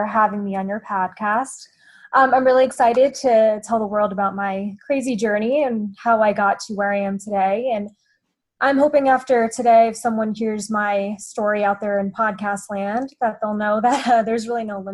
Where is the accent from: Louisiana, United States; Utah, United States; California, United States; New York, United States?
New York, United States; Long Island; moved away; I grew up on Long Island, New York, right outside New York City